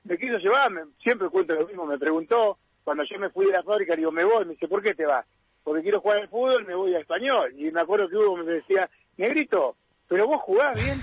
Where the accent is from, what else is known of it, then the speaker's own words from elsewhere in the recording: Buenos Aires, Argentina; now in Rosario, Argentina; Soy de Buenos Aires, soy de, de capital